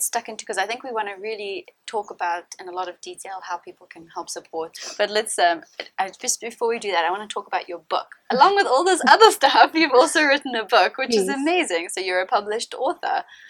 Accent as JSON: {"language": "English", "town": "Johannesburg", "region": "Gauteng", "country": "South Africa", "tie": "born or raised there", "said": "growing up in Joburg, out on a plot as well, close to here"}